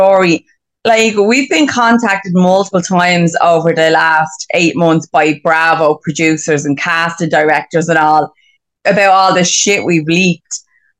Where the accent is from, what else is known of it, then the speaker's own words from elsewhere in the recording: Glendalough, Leinster, Ireland; I'm from Glendalough.